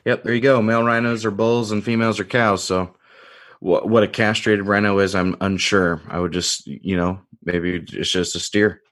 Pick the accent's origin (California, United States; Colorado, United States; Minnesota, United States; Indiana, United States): Indiana, United States; now in Illinois, United States; going back home to Indiana